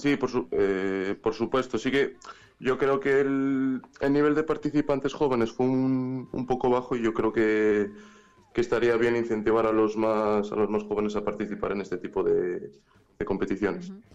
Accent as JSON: {"language": "Spanish", "town": "Valladolid", "region": "Castile and León", "country": "Spain", "said": "soy de Valladolid."}